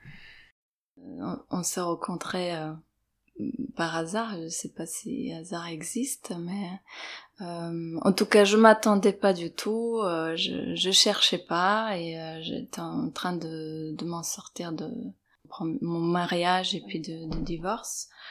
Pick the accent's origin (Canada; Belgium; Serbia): Serbia; moved away as an adult; now in Paris, France; je suis née à l'étranger, en Serbie, et je suis arrivée en France à 23 ans